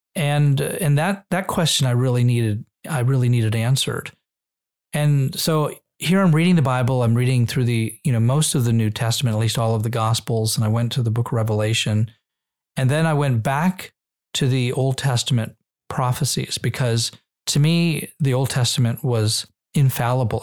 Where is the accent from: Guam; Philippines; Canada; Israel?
Israel; also born or lived in Nevada / New Hampshire; now in United States; growing up in Israel gave us an even stronger Jewish identity.